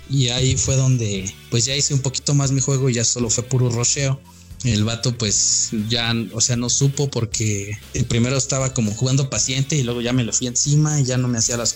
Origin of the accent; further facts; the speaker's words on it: Mexico; yo no me incluyo, pero soy mexicano, pero no me incluyo